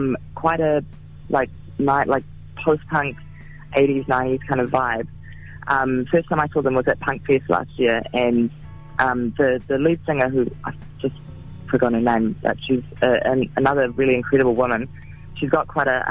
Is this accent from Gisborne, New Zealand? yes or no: yes; Gisborne, New Zealand; I'm from a small town. I'm from Gisborne